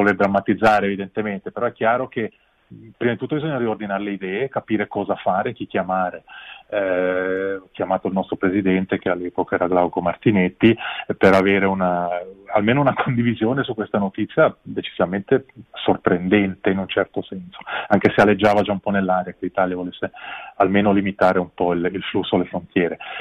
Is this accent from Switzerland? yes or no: yes; Ticino, Switzerland; anche noi abbiamo le nostre responsabilità come ticinesi